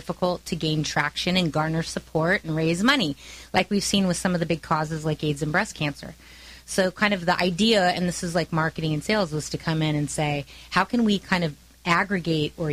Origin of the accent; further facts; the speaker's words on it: California, United States; also born or lived in San Francisco; I was born and raised here in California, moved to San Francisco.